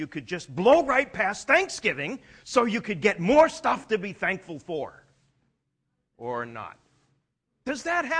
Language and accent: English; Canada; I'm Canadian.